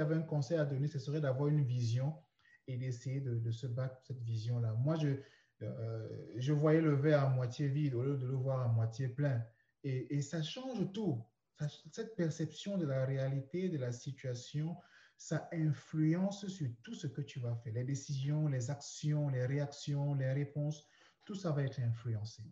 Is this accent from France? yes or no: no; Douala, Littoral, Cameroon; moved away as an adult; now in Canada; toute mon enfance, ma jeunesse, l'adolescence et même mes premières années de vie d'adulte ont commencé au Cameroun. Et euh, j'étais dans une ville, la capitale économique, qu'on appelle euh, Douala. C'est là que j'ai vécu.